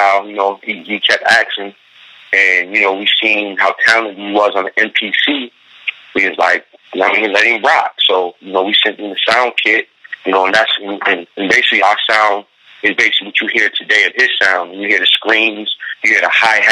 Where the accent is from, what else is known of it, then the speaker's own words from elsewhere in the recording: Syracuse, New York, United States; now in Buffalo, United States; I grew up in Syracuse, that's where I'm born and raised